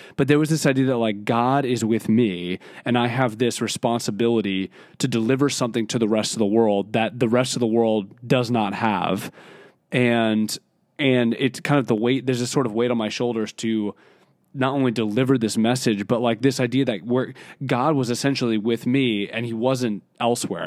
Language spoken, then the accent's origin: English; Philadelphia, Pennsylvania, United States; being eighteen, and growing up in Philadelphia